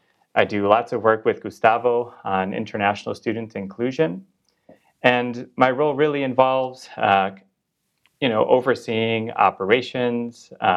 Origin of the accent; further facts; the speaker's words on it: Chicago, Illinois, United States; moved away as an adult; I am originally from Chicago, Illinois. I have Eastern European ancestry.